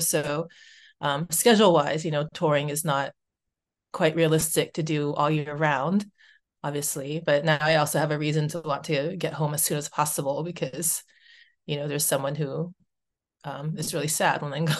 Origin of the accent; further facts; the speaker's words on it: United States; moved away as an adult; now in Vancouver, Canada; I'm Japanese American